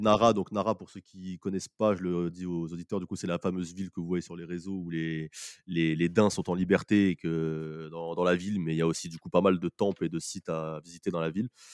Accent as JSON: {"language": "French", "town": "Paris", "region": "Île-de-France", "country": "France", "said": "quand on vient de Paris euh, ou de la France"}